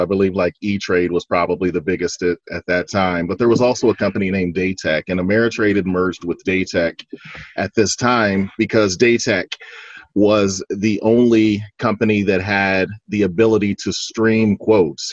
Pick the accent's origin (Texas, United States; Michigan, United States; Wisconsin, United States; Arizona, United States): Texas, United States; Fort Worth; now in Dallas, United States; I was born and raised in Fort Worth, Texas.